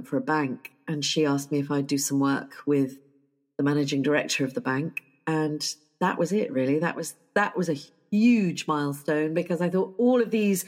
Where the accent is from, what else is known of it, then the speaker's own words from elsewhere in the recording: United Kingdom; I am terribly British